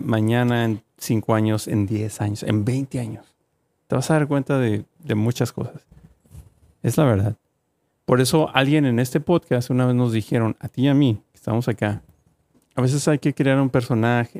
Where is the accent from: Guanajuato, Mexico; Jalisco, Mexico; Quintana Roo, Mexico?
Guanajuato, Mexico; now in United States; Guanajuato, donde yo soy, la ciudad de Guanajuato